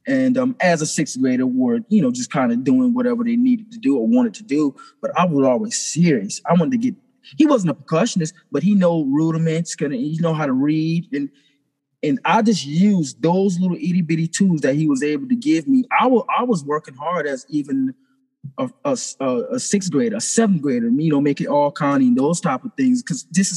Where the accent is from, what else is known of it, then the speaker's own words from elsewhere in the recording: St. Stephen, South Carolina, United States; I grew up in St. Stephen, South Carolina